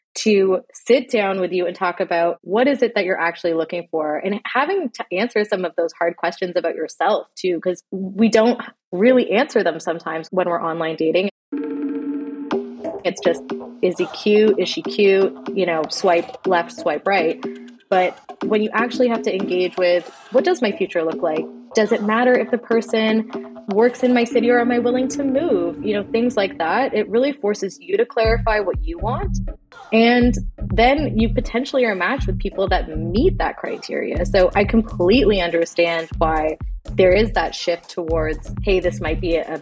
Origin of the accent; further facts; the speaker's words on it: Canada; I grew up in Canada. I was born and raised here.